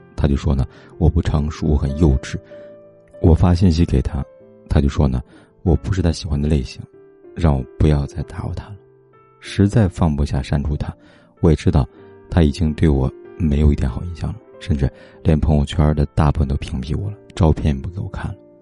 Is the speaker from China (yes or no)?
yes; China; 我们中国人